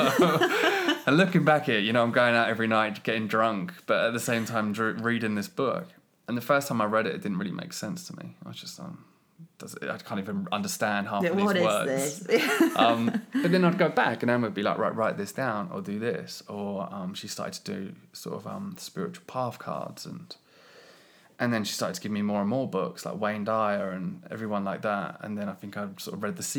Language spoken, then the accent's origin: English; United Kingdom; as a British